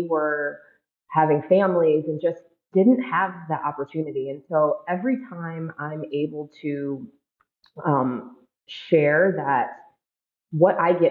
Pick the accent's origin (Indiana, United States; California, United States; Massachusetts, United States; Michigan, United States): Michigan, United States; Ann Arbor; now in Minnesota, United States; I was the communications contact for women's basketball at the University of Michigan many, many years ago in my hometown